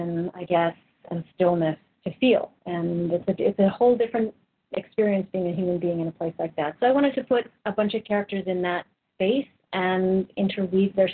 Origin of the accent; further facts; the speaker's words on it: Vancouver, British Columbia, Canada; moved away as an adult; also born or lived in Kenosha, Wisconsin / Los Angeles; now in Toronto, Canada; I'm originally from Vancouver. I lived there for most of my life